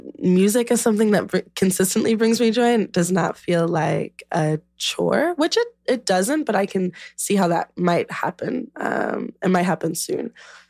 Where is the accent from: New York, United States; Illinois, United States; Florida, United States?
Illinois, United States; Chicago; I'm from Chicago and because I came back here.